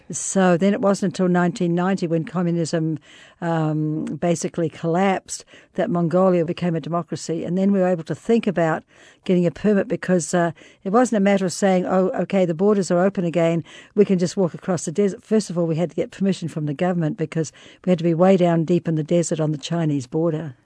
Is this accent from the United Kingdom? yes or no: no; New Zealand; moved away; I was born and raised in New Zealand